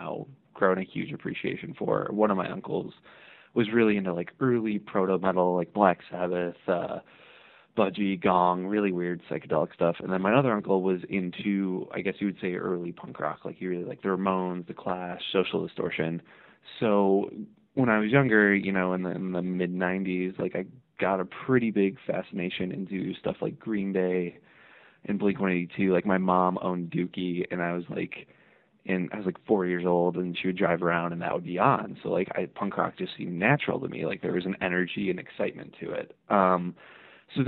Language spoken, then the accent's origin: English; Hammond, Indiana, United States; I grew up, I'm originally from Northwest Indiana, a city called Hammond